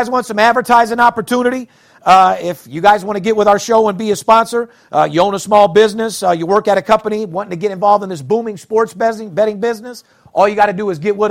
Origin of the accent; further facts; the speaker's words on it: Las Vegas, Nevada, United States; born and raised in Vegas